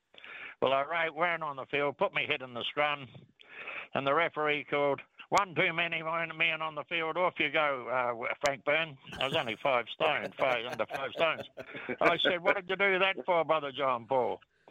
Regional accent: Canterbury, New Zealand; I come from Canterbury. I live in the North Island. But it's more of a religion down there.

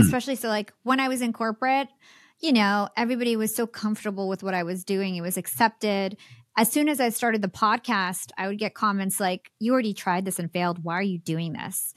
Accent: New York, United States; I'm from New York.

